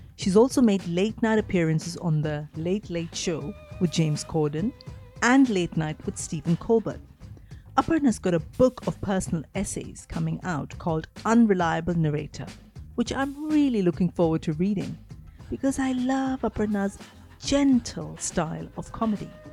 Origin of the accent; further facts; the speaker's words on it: India; moved away; growing up in India meant that I was always part of South Asian culture and communities. It's only now, when I live in the West